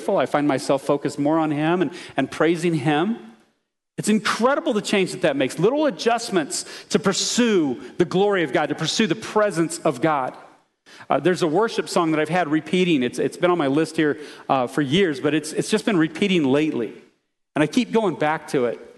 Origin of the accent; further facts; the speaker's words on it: United States; as American Christians